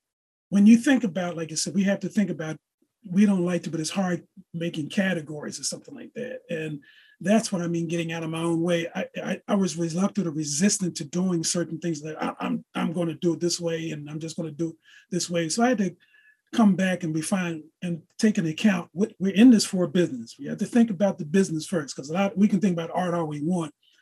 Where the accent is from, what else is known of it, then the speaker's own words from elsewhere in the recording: Philadelphia, Pennsylvania, United States; I grew up in West Philly